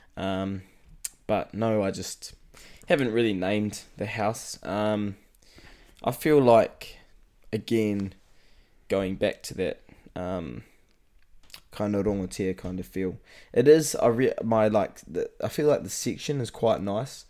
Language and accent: English; Rangiotu, Manawatū-Whanganui, New Zealand; I live out in Rongatea, which is um, small, small rural settlement out in, um, the Manawatu